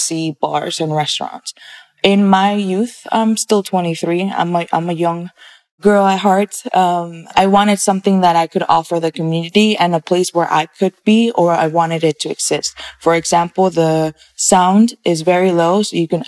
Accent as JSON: {"language": "English", "region": "Arizona", "country": "United States", "tie": "born or raised there", "also_born_or_lived": "Mexico City, Mexico / California", "said": "I was born in Mexico City, Mexico, and moved to the States when I was about 8 years old, arriving to California. And then I've been in Arizona for 12 years now."}